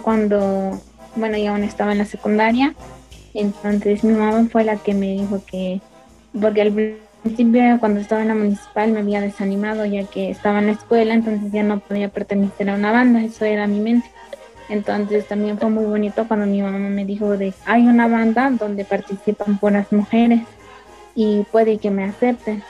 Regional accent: Santa María Tepec, Oaxaca, Mexico; soy de Santa María Tepec

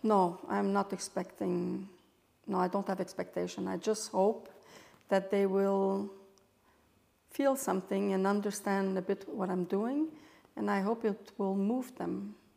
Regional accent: Montreal, Quebec, Canada; moved away as an adult; also born or lived in Europe; I'm French Canadian, uh, born and raised in Montreal, Canada.

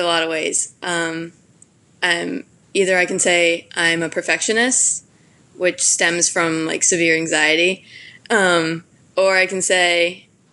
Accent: Madison, Connecticut, United States; I grew up in Madison, Connecticut.

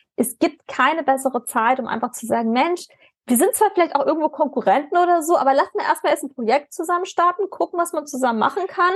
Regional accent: Germany; als Deutsche

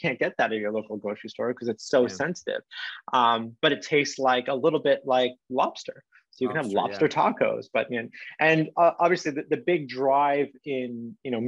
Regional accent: Canada; I'm Canadian

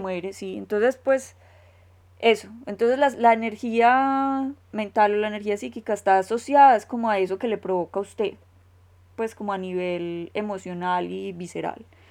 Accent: Colombia; como decimos en Colombia

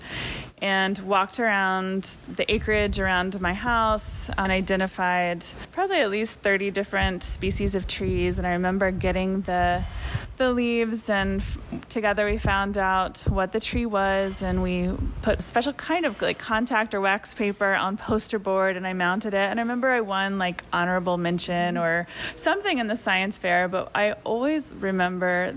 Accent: Leesburg, Virginia, United States; moved away as an adult; also born or lived in Asheville, North Carolina; now in Monteverde, Costa Rica; The place that I was born and raised was in Virginia

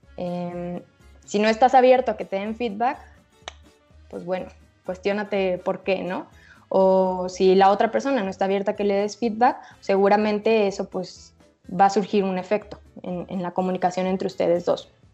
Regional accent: Guadalajara, Jalisco, Mexico; soy de aquí de Guadalajara

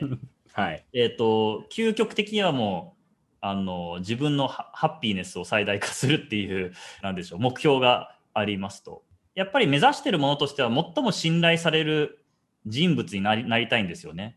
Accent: Kobe, Hyogo, Japan; moved away as an adult; also born or lived in Osaka / United States; 大阪生まれ神戸育ち

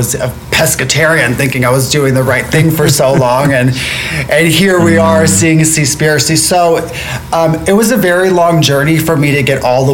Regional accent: Florida, United States; moved away; I'm from Florida originally

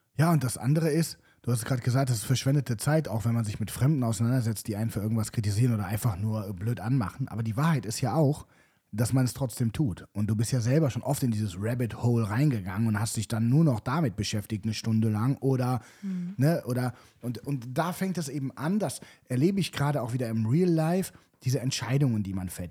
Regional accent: Cologne, North Rhine-Westphalia, Germany; ich zum Beispiel bin noch nie umgezogen, also außerhalb Kölns.

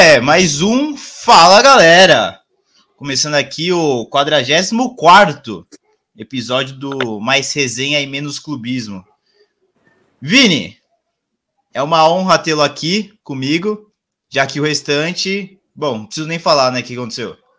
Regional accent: Brazil; a gente como é, brasileiro

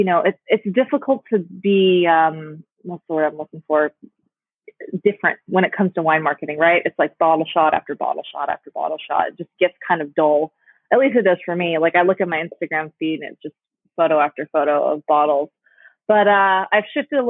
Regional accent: Palm Springs, California, United States; my hometown in Palm Springs

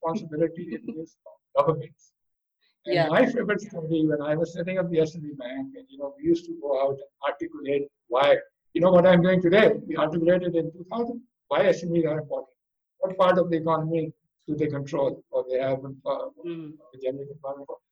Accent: Pakistan; I belong to Pakistan

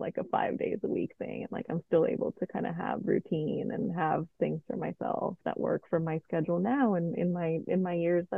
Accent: Colombia; moved away; Yeah, mom, I'm going to move to Colombia again to reconnect with my home country.

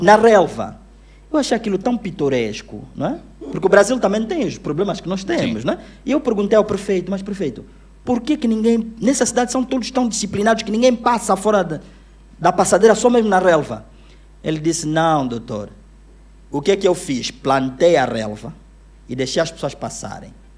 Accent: Luanda, Luanda Province, Angola; also born or lived in Uíge; Eu cresci aqui em Luanda

